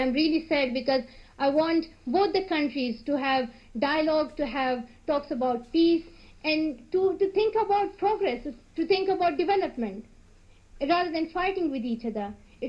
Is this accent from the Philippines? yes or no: no; Pakistan; English is a second language; as he's from India and I'm from Pakistan, we will try to build strong relationships between India and Pakistan.